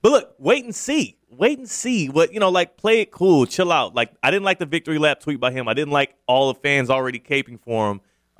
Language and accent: English; Houston, Texas, United States; I'm from Houston, so a lot of my friends, followers, all of that social media, it's a lot of Houston folks.